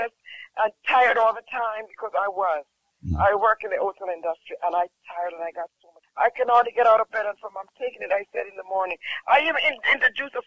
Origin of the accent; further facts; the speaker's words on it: Jamaica; I'm from Jamaica